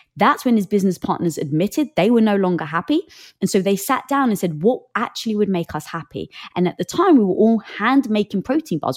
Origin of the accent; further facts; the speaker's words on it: England, United Kingdom; I'm from England